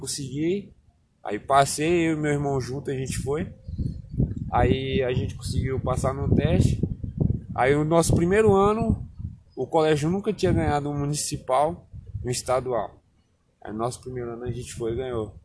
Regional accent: Barreiras, Bahia, Brazil; also born or lived in Alagoas; now in Luís Eduardo Magalhães, Brazil; Eu antes morava em Barreiras, que eu não passei a minha vida toda foi praticamente em Barreiras, porque na verdade eu sou alagoano.

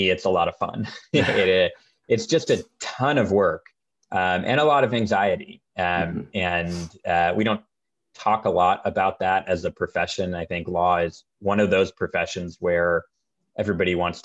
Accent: Marin, California, United States; I grew up in Marin

